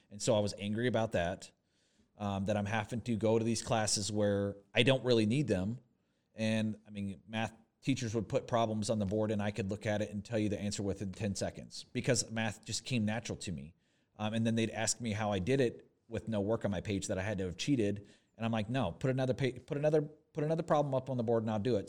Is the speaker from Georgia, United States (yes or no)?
no; Corpus Christi, Texas, United States; moved away as an adult; also born or lived in Fort Worth, Texas / Dallas, Texas; now in Oshkosh, United States; I was born in Fort Worth, Texas. I grew up, I lived thirteen years in Corpus Christi, Texas.